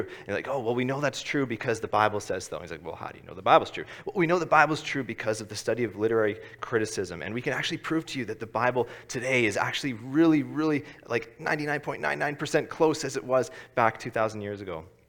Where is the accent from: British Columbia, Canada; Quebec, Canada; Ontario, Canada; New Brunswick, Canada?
Ontario, Canada; Ottawa; moved away; I'm from Ottawa originally